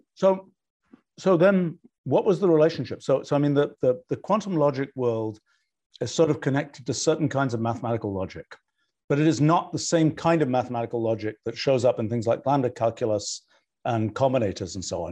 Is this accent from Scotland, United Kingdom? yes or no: no; Oxford, South East England, United Kingdom; I grew up in Oxford